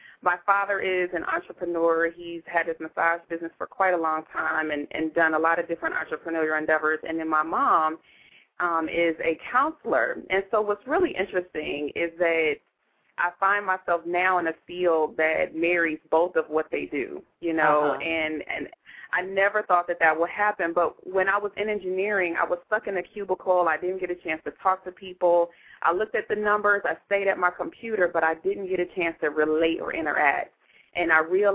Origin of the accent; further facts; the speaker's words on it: Southfield, Michigan, United States; moved away as an adult; now in Phoenix, United States; I'm from the Detroit area, right outside Detroit. Southfield, Michigan is my hometown, and I've been out here in Phoenix going on 12 years.